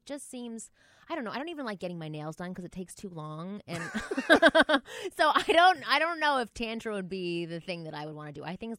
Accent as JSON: {"language": "English", "town": "Toronto", "region": "Ontario", "country": "Canada", "said": "I'm from Toronto."}